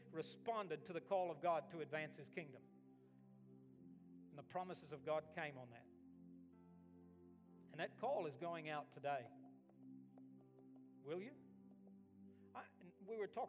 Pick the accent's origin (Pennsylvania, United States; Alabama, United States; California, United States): Alabama, United States; moved away as an adult; also born or lived in Australia; I was from Alabama